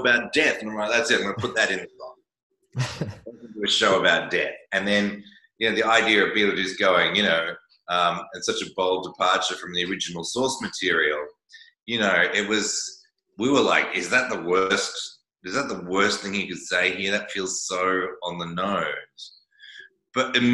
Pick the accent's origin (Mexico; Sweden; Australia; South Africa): Australia; I'm Australian